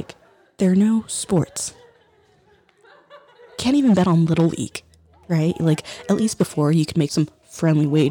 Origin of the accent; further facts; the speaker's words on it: United States; as an American